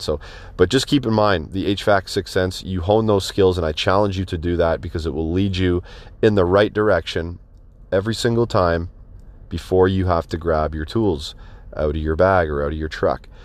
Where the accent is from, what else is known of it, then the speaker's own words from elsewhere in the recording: Canada; I'm Canadian